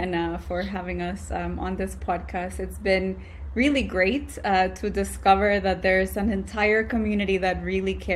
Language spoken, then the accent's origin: English; El Salvador; moved away as an adult; now in Canada; growing up in El Salvador in a pretty religious community